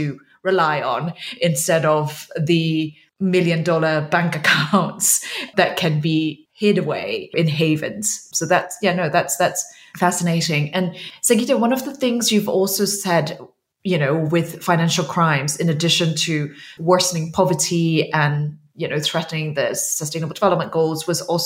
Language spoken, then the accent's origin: English; Myanmar; I am from Myanmar